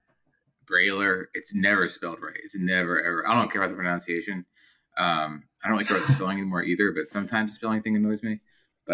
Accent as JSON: {"language": "English", "town": "Pittsburgh", "region": "Pennsylvania", "country": "United States", "tie": "born or raised there", "moved": "yes", "said": "I grew up in Pittsburgh for a bit"}